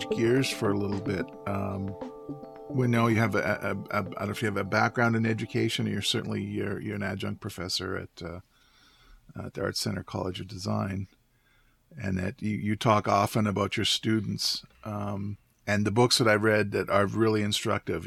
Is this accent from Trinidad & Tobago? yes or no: no; Canadian Prairies, Canada; moved away; I went back to my hometown and um, visited um, a homestead that I lived